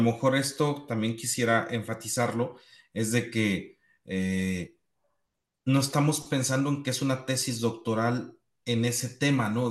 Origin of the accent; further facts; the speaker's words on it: Morelos, Mexico; mi pueblo en Morelos, donde tenemos más de 40 años cultivando cebollas